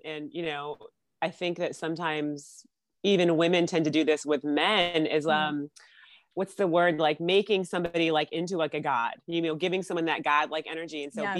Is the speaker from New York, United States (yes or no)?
yes; Syracuse, New York, United States; Growing up in Syracuse, New York